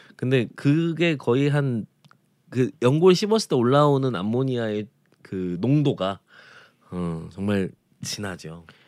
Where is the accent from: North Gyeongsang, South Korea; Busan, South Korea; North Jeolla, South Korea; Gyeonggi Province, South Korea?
North Jeolla, South Korea; Jeonju; now in Seoul, South Korea; 저는 전라남도 출신은 아닙니다만 이렇게 어, 사실 전라남도의 음식과는 좀 많이 느낌이 다른 전주가 고향이어서